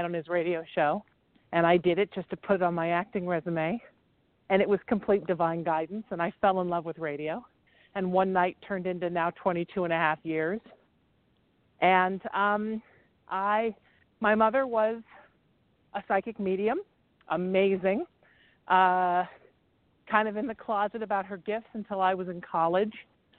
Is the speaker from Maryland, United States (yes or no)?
no; Huntington Beach, California, United States; also born or lived in New Haven, Connecticut / Chicago / Baltimore; I'm originally from New Haven, Connecticut. Lived in Chicago for a while as a kid, then Baltimore. We moved to California when I was 13, and I grew up in Surf City, which is where I am right now, Huntington Beach, California.